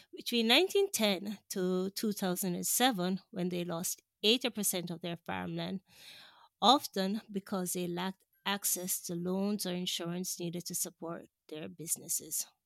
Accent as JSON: {"language": "English", "country": "Jamaica", "tie": "born or raised there", "also_born_or_lived": "Washington, D.C., United States", "moved": "as an adult", "said": "I grew up in Jamaica"}